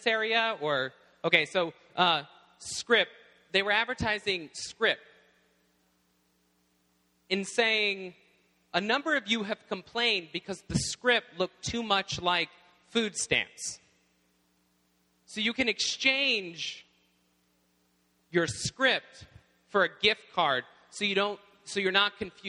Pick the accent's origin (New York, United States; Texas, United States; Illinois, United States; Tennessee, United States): Tennessee, United States; now in Indiana, United States; when we first moved to my home in Tennessee in the South, I arrived at my home, and we moved in. I was 9 years old